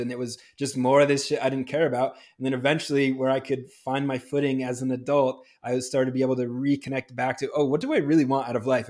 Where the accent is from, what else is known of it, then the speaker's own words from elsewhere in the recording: New Hampshire, United States; moved away as an adult; also born or lived in Pittsburgh; now in Los Angeles, United States; growing up in New Hampshire